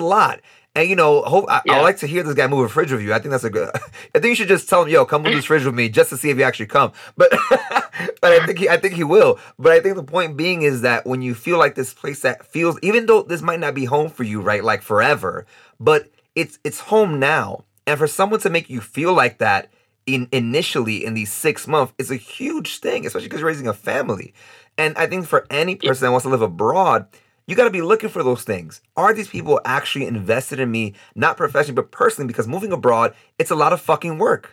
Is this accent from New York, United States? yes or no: yes; New York City, New York, United States; moved away as an adult; now in Costa Rica; me being born and raised in New York City